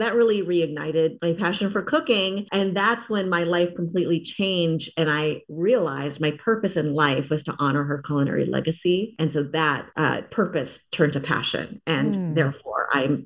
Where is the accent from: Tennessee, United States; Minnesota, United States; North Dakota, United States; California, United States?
Minnesota, United States; now in Los Angeles, United States; growing up in Minnesota